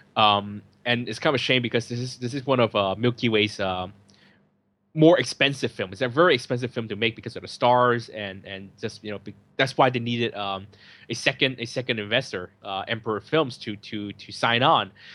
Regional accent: San Francisco, California, United States; now in Hong Kong; I'm from San Francisco

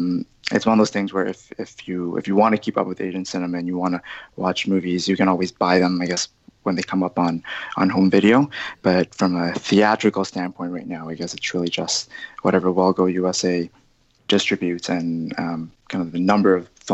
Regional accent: Toronto, Ontario, Canada; When I grew up in Scarborough, which is one of the suburbs in Toronto that's probably a bit more kind of Asian predominant.

